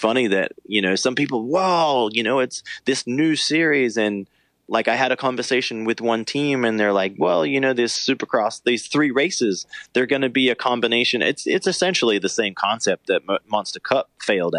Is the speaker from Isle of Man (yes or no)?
no; Australia; moved away as an adult; now in United States; as an Australian